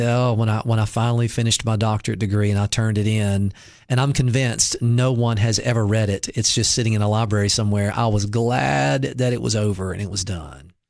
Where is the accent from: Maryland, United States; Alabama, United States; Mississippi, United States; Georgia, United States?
Mississippi, United States; now in Cookeville, United States; I grew up in Mississippi